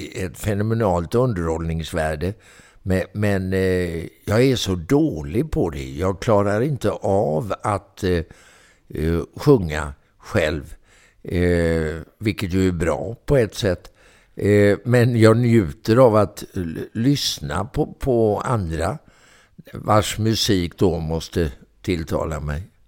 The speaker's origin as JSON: {"language": "Swedish", "town": "Mölnlycke", "region": "Västra Götaland", "country": "Sweden", "tie": "born or raised there", "also_born_or_lived": "Gothenburg", "said": "Jag är en bit utanför uppvuxen och eh, bodde i Mönlycke"}